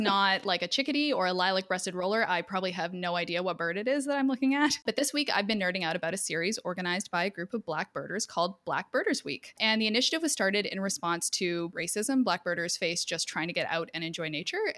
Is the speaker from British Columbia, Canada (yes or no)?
no; Edmonton, Alberta, Canada; I'm from Edmonton